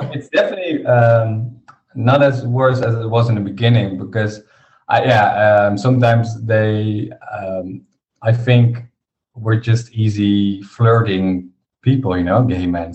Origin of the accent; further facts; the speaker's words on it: Harderwijk, Gelderland, Netherlands; I was back in in my uh, village in my hometown, Harderwijk